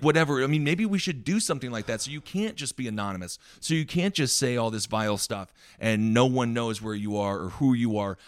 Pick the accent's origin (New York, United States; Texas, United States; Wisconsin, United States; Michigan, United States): Wisconsin, United States; I grew up in Wisconsin